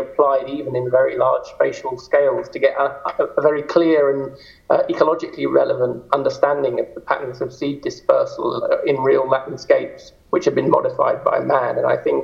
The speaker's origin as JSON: {"language": "English", "country": "United Kingdom", "also_born_or_lived": "Edinburgh / Aberdeen", "moved": "as an adult", "lives_now": "Zurich, Switzerland", "said": "I'm a Brit in origin"}